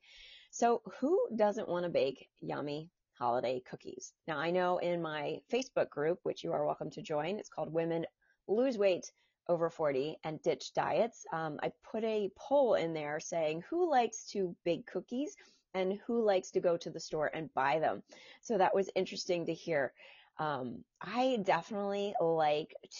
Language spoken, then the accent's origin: English; New Jersey, United States; I'm from New Jersey. I'm from a small town in New Jersey with one traffic light